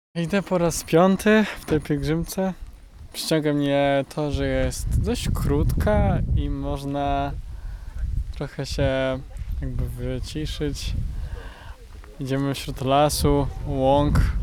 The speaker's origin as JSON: {"language": "Polish", "town": "Supraśl", "region": "Podlaskie Voivodeship", "country": "Poland", "said": "święty Łukasz jest osobą bardzo czczoną u nas w Supraślu"}